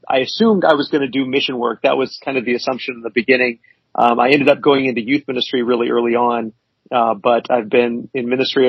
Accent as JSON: {"language": "English", "region": "Kansas", "country": "United States", "tie": "born or raised there", "said": "Well, I graduated high school in Kansas. That was kind of where we landed, but we moved around a lot before then, but that's kind of where we ended up."}